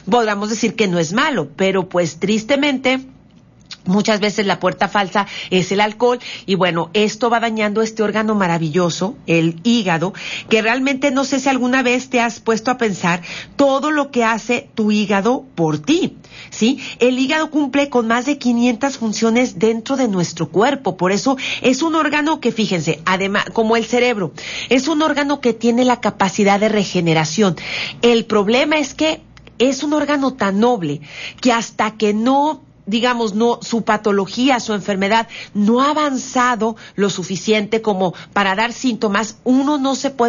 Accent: Mexico; tratar de verdad de que este México sea grande

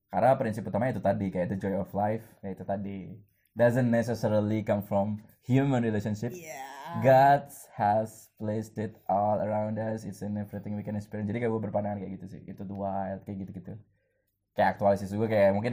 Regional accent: East Java, Indonesia; terus kayak gue Islam gue Indonesia gue Jawa Timur

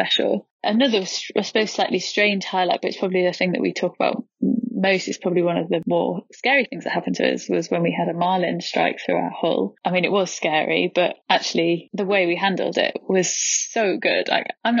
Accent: Leeds, Yorkshire and the Humber, United Kingdom; I'm 29 and I'm from Leeds

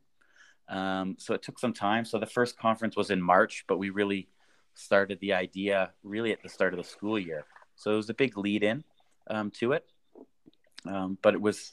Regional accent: Canada; moved away as an adult; now in Vienna, Austria; I grew up in Canada

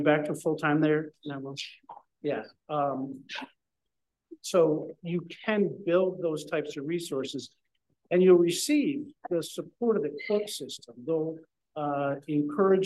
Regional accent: Cooperstown, New York, United States; I'm from Cooperstown, New York

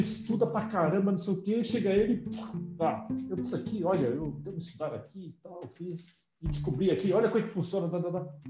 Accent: Brazil; eu nasci aqui, né? Eu sou brasileiro também

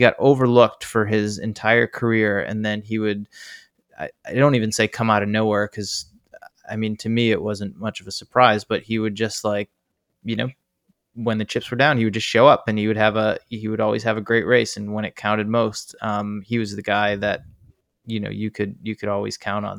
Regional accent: East Coast, United States; moved away as an adult; also born or lived in San Diego / Oregon; now in Bay Area, United States; my East Coast

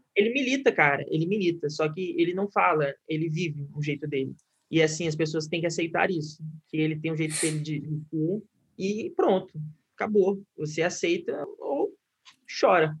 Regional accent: Guaratinguetá, São Paulo, Brazil; moved away as an adult; now in Rio de Janeiro, Brazil; eu sou do interior de São Paulo, né? Acho que eu não comentei isso, sou de Guaratinguetá

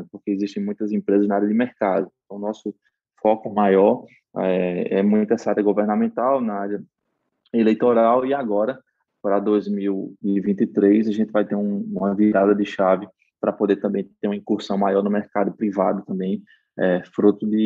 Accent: Northeast Region, Brazil; accent: Nordeste; porque eu tenho um sotaque arrastado, né

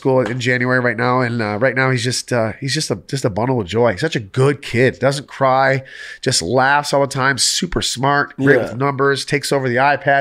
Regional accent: Michigan, United States; I grew up in Michigan

